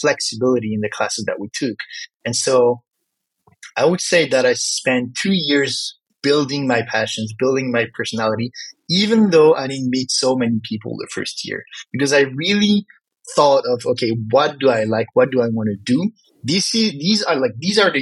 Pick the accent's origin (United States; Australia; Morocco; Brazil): Morocco; accent: French; first language French; English is a second language; I come from Morocco